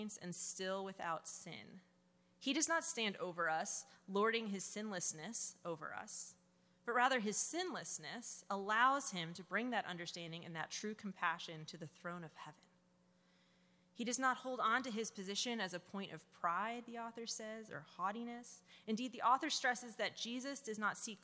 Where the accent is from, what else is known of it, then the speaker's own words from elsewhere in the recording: New Jersey, United States; I am from New Jersey